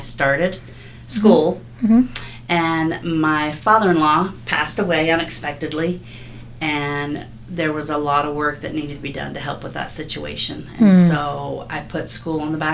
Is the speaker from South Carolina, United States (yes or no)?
yes; Hilton Head Island, South Carolina, United States; moved away as an adult; also born or lived in Utah; now in Riverton, United States; I grew up on an island in South Carolina, Hilton Head Island